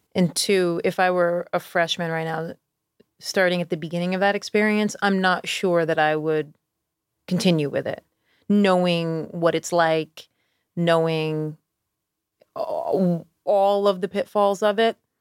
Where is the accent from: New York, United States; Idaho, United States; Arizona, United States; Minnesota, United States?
New York, United States; Schenectady; now in Charleston, United States; I grew up in Schenectady